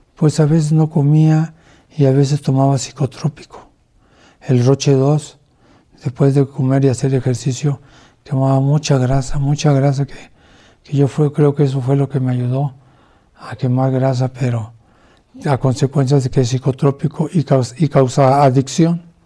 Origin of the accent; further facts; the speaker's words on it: Mexico City, Mexico; moved away as an adult; also born or lived in Nuevo Laredo, Tamaulipas; soy de la Ciudad de México